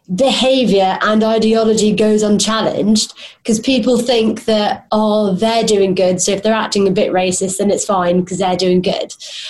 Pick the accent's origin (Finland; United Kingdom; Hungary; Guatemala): United Kingdom; Hounslow, London; I sound pretty posh, but I'm actually from Hounslow. If you've ever been there, you know it is not very nice.